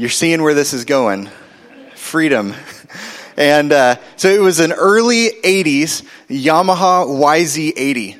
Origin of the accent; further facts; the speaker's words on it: Oklahoma City, Oklahoma, United States; we moved in seventh grade from North Oklahoma City to South Oklahoma City